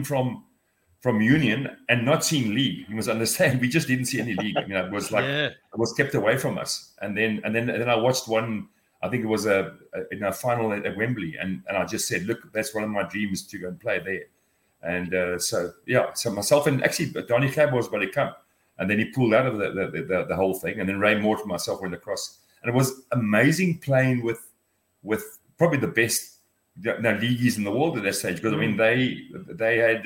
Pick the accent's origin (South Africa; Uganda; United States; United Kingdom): South Africa; being an English speaking liberalized South African